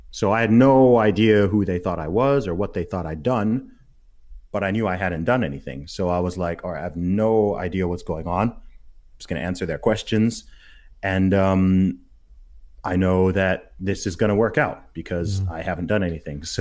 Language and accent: English; Saudi Arabia; So I'm a British Nigerian who grew up in Saudi Arabia and went to an American school.